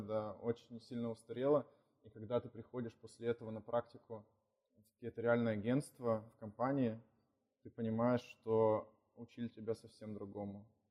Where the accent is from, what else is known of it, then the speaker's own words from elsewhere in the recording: Kirovgrad, Sverdlovsk Oblast, Russia; also born or lived in Nevyansk; now in Yekaterinburg, Russia; Я родом сам из Кировграда, это Свердловская область